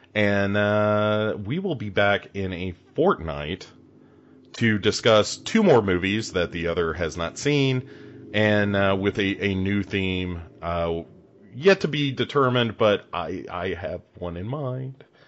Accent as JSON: {"language": "English", "country": "United States", "said": "I'm an American"}